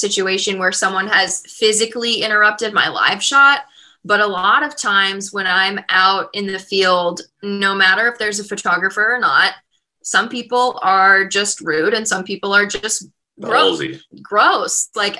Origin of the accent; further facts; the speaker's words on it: Midwest, United States; I grew up in the Midwest. I feel like people in the Midwest are very respectful.